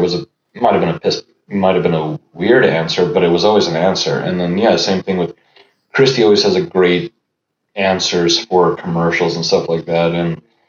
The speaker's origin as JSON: {"language": "English", "town": "Los Angeles", "region": "California", "country": "United States", "tie": "born or raised there", "first_language": "Russian", "second_language": "English"}